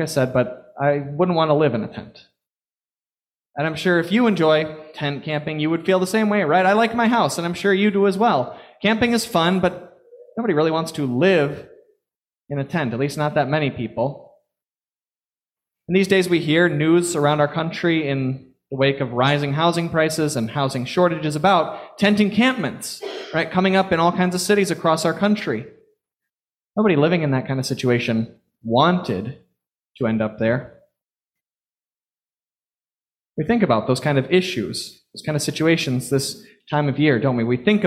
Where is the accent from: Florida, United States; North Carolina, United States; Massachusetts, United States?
Florida, United States; now in Long Island, United States; growing up in Florida